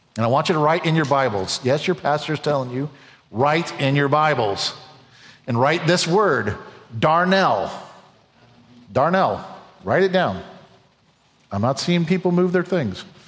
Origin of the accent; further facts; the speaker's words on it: United States; an American, someone who loves this country